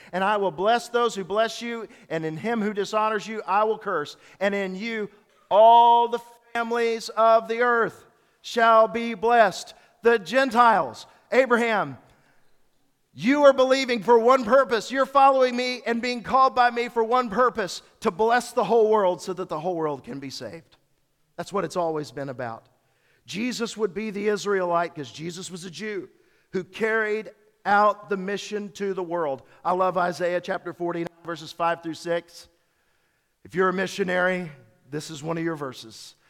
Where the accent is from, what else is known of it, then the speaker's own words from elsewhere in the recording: the South, United States; I'm a Southerner